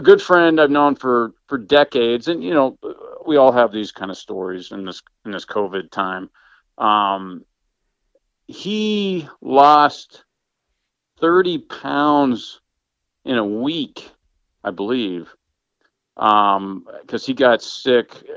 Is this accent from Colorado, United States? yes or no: yes; Denver, Colorado, United States; moved away as an adult; I grew up in Denver